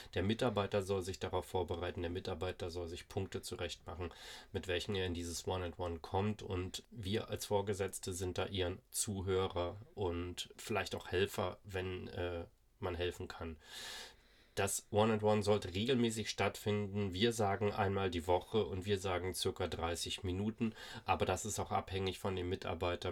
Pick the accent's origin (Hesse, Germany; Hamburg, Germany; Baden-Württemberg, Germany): Hamburg, Germany; bei uns in Hamburg